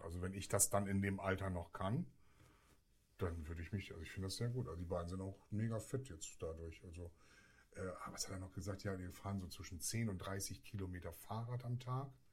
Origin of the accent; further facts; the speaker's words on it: Bremen, Germany; Wir kommen ja aus Bremen